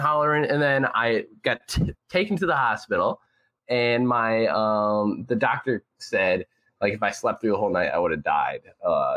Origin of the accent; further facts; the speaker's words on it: Chicago, Illinois, United States; also born or lived in North Aurora, Illinois; I grew up in North Aurora, Illinois, and I lived there till I was 8 or 9. And then my parents, they split up. They got a divorce. So there's that whole thing. So then I moved to the inner city Chicago